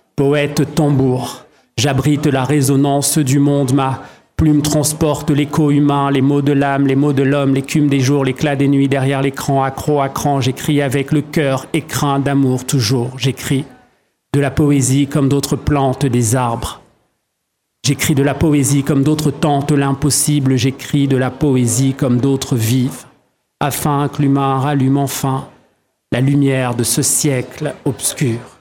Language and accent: French; Douala, Littoral, Cameroon; à Douala au Cameroun où je suis né et où j'ai grandi